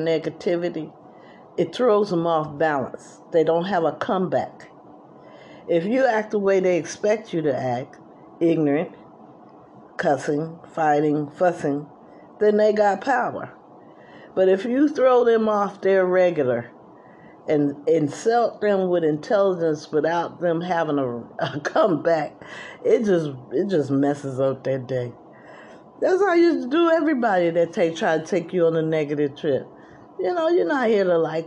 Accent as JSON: {"language": "English", "region": "New Jersey", "country": "United States", "also_born_or_lived": "Atlanta, Georgia", "said": "I was from New Jersey"}